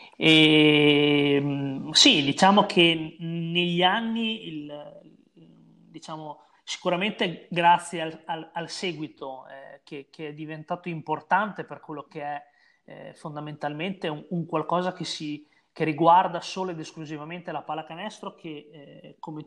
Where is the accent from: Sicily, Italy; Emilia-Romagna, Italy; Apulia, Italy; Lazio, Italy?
Emilia-Romagna, Italy; Bologna; sono di Bologna, quindi ho giocato eh, nei campionati regionali Emiliano-Romagnoli